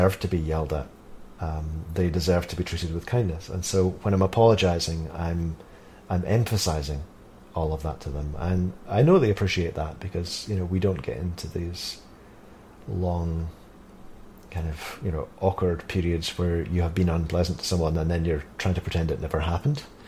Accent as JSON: {"language": "English", "region": "Scotland", "country": "United Kingdom", "said": "I'm from Scotland"}